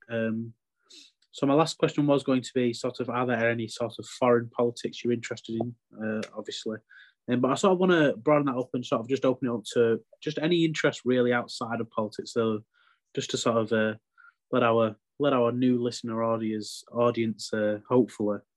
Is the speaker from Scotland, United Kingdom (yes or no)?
no; Lancashire, North West England, United Kingdom; I am also northern.